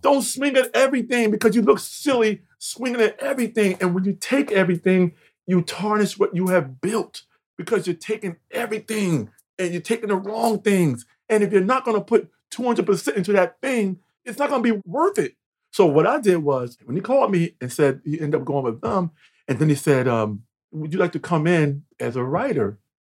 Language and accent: English; Mount Vernon, New York, United States; also born or lived in North Carolina; I'm from North Carolina. But I was five years old to New York, the projects in Mount Vernon